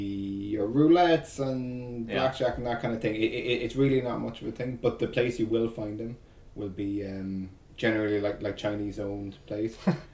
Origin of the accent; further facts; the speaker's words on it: Ireland; growing up in Ireland, very, very much a Catholic country.